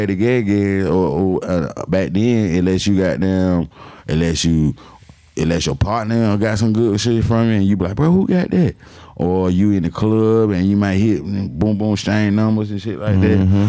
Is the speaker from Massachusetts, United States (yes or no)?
no; Atlanta, Georgia, United States; growing up in Atlanta